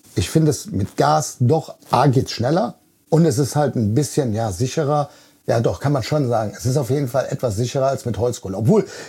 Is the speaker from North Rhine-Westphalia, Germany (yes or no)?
yes; Bonn, North Rhine-Westphalia, Germany; Ich bin 49 Jahre. Vom Beruf bin ich Kraftfahrer. Ich komme aus Bonn